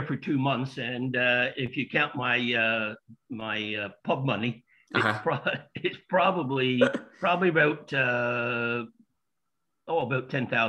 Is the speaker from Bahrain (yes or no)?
no; Accrington, North West England, United Kingdom; now in Canada; I'm originally from Accrington, but been in Canada for over 50 years or close to 50 years. Yeah, the accent, it does come back when I get to Accrington